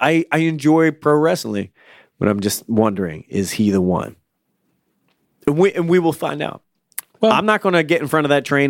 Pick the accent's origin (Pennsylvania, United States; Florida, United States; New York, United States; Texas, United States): Florida, United States; that's what me and my friends would say when we grew up in Florida.